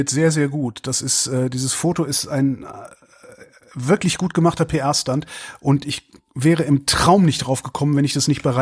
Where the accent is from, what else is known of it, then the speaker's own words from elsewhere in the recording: Mecklenburg-Vorpommern, Germany; Nach dem Ende der Sitzungszeit habe ich mir in meiner Heimat Mecklenburg-Vorpommern im Fischland und auf dem Dars viele Gedanken gemacht